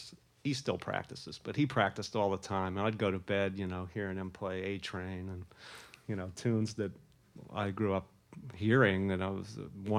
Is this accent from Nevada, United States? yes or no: no; Pittsburgh, Pennsylvania, United States; I grew up in Pennsylvania in the suburbs of Pittsburgh